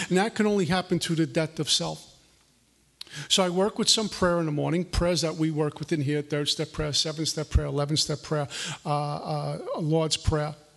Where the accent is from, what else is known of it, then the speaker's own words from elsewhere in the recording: New York City, New York, United States; I grew up in Brooklyn, New York, the capital of materialism